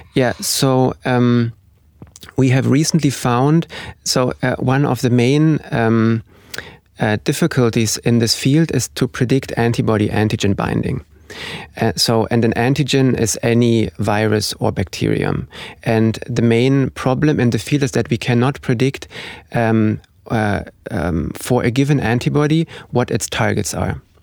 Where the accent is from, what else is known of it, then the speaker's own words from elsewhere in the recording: Germany; moved away as an adult; now in Oslo, Norway; I'm originally from Germany